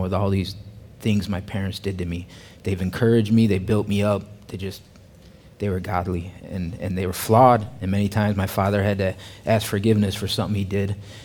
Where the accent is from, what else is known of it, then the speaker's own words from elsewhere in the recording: Chicago, Illinois, United States; moved away as an adult; now in Fayetteville, United States; I'm originally from the Chicagoland area. Growing up in the Chicagoland area